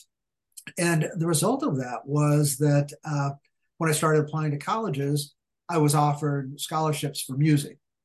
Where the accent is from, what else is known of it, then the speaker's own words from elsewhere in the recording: Boulder, Colorado, United States; also born or lived in Arizona; I'm a native of Colorado. I was actually born in Arizona, but I grew up in Colorado in Boulder